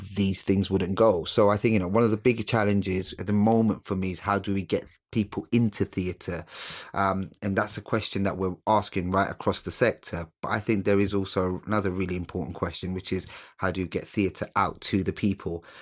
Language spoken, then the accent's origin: English; London, United Kingdom; also born or lived in Sylhet, Bangladesh; I was brought up in East London, um, uh, Newham